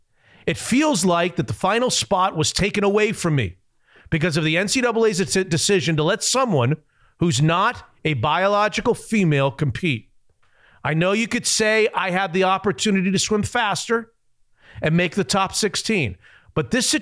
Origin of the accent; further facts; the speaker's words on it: Hungary; I'm from Hungary.